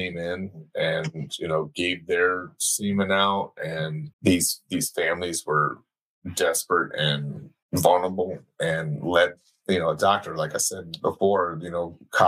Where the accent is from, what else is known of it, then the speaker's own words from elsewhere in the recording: Houston, Texas, United States; I grew up in Houston